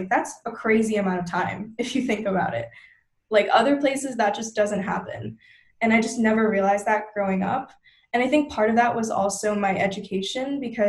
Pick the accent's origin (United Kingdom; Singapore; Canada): Singapore; as a Singaporean, I've pretty much lived here my whole life.